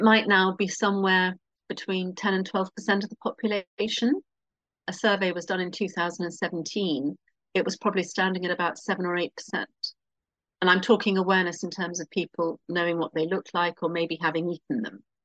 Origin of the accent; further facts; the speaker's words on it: London, United Kingdom; moved away as an adult; now in Norfolk, United Kingdom; I'm a Londoner who has internally immigrated to uh, a county, which is what we call them here, called Norfolk